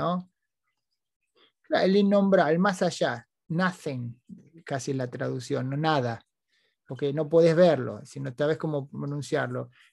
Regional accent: Argentina; now in United States; los argentinos no éramos mucho menos, mucho más simpáticos que eso

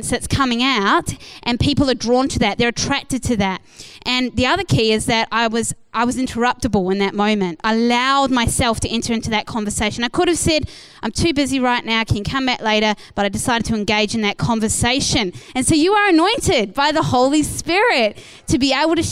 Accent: New Zealand; moved away as an adult; now in Perth, Australia; I was from New Zealand

